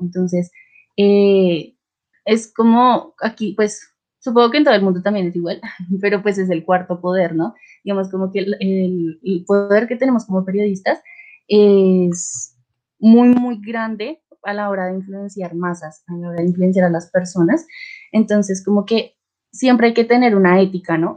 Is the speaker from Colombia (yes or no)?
yes; Colombia; soy de Colombia